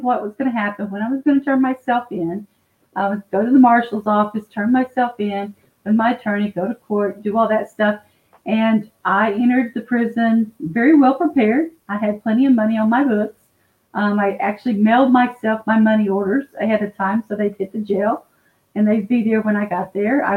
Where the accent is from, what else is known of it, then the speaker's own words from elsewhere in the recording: Dallas, Texas, United States; now in Fort Worth, United States; I'm out of Fort Worth, Texas. I was born and raised in Dallas